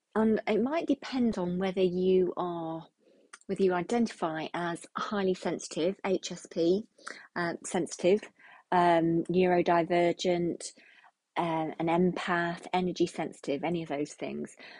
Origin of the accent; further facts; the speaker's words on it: United Kingdom; we're British